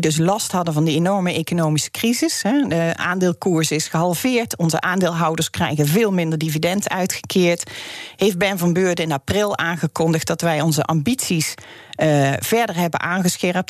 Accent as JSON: {"language": "Dutch", "country": "Netherlands", "said": "wij als Nederlanders"}